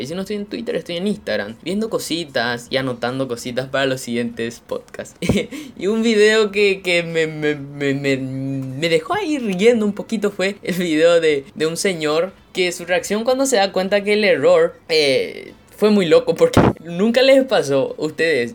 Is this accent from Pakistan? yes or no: no; Paraguay; yo soy un paraguayo, orgullosamente de sangre guaraní, acá en el corazón de América Latina. En mi país